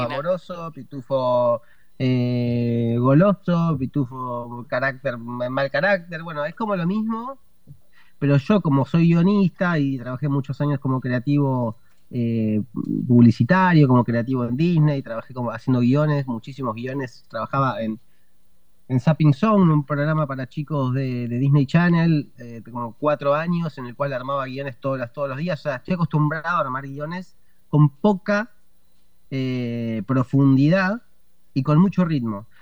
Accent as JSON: {"language": "Spanish", "country": "Argentina", "said": "soy comediante, estandapero, eh, argentino"}